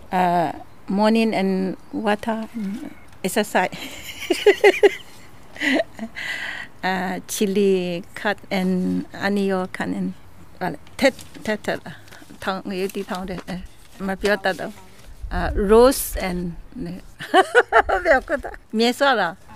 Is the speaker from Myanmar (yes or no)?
yes; Myanmar; English is a second language; now in Australia; I'm Myanmar. I come from Myanmar.